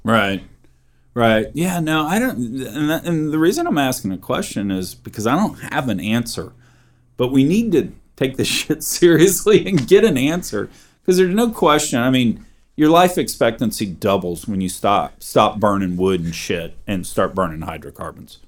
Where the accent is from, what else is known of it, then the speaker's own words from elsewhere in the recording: Texas, United States; I'm a Texan